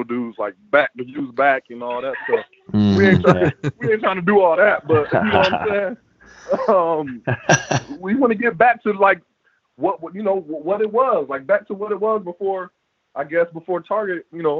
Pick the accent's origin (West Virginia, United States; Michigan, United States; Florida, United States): Florida, United States; I'm Floridian. Florida